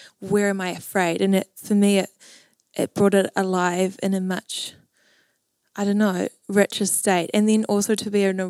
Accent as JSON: {"language": "English", "area": "Waiheke Island", "region": "Auckland", "country": "New Zealand", "tie": "born or raised there", "said": "I grew up on Waihi Island"}